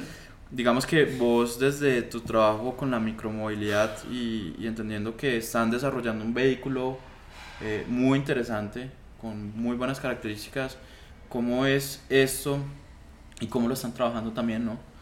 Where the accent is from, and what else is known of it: Colombia